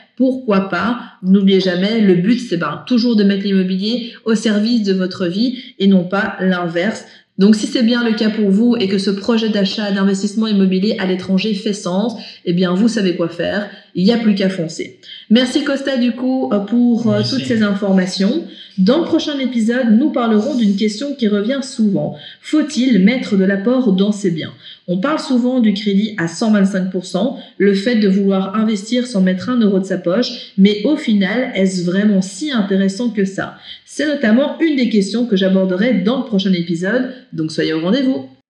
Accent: Belgium; chez nous en Belgique

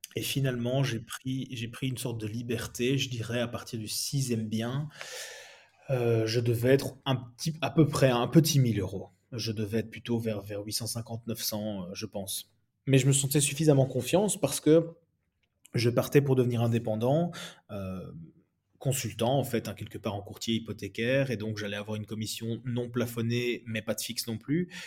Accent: Belgium; moi je suis belge

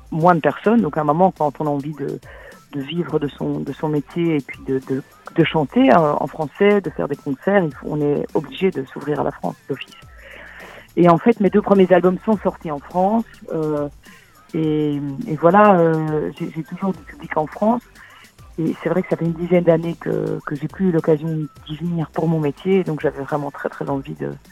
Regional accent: Brussels, Brussels-Capital Region, Belgium; je viens de Bruxelles, hein, je suis à Bruxelles

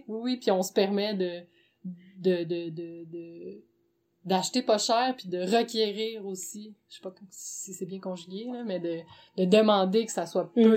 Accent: Gatineau, Quebec, Canada; now in Montreal, Canada; à l'origine, je viens de Gatineau

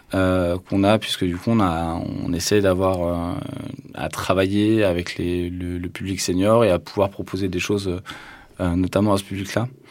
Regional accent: Tarn, Occitania, France; moved away; also born or lived in Toulouse; j'ai grandi dans le Tarn

